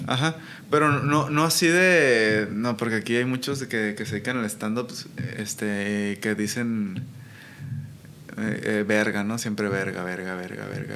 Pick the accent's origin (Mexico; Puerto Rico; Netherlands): Mexico; Colonia Guadalupe, Sinaloa; yo crecí en Aguadalupe. Guadalupe.